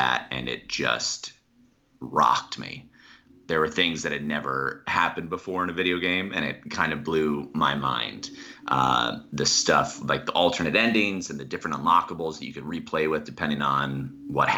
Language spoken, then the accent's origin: English; New Jersey, United States; moved away; also born or lived in Harrisburg, Pennsylvania; I was born in Pennsylvania, but I grew up in New Jersey.